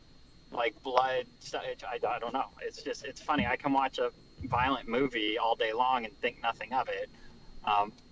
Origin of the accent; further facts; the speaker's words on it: United States; I grew up in America